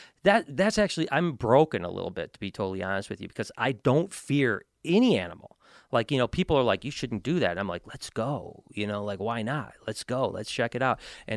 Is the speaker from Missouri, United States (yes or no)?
no; Detroit, Michigan, United States; Well, there's not a lot of great stuff in Michigan, to be honest. That's why I'm from the Detroit area.